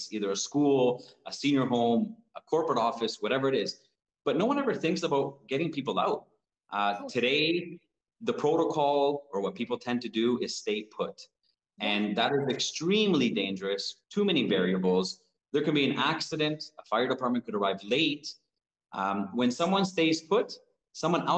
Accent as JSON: {"language": "English", "town": "Toronto", "region": "Ontario", "country": "Canada", "tie": "born or raised there", "said": "I was born in Toronto, but my parents are from Uruguay in South America"}